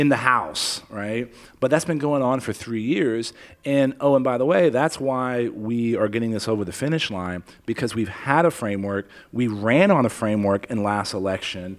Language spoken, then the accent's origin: English; San Antonio, Texas, United States; also born or lived in Helotes, Texas / Afghanistan; I grew up in Leon Valley